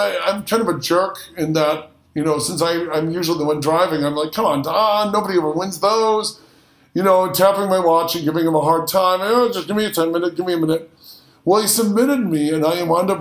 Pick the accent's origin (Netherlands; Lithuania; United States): United States; Detroit, Michigan; moved away; I'm from Detroit, so we grew up with Little Caesar